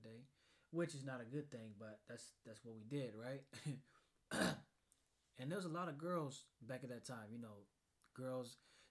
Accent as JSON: {"language": "English", "town": "Pine Hills", "region": "Florida", "country": "United States", "tie": "born or raised there", "said": "I come from Pine Hills, Hiawassee, you know, that's where you fight for a juice box"}